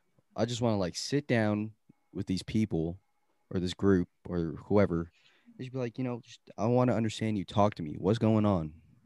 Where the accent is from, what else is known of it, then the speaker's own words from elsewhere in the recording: Philippines; I have like pride as a Filipino, you know, and like I appreciate the culture and I understand the culture and all that.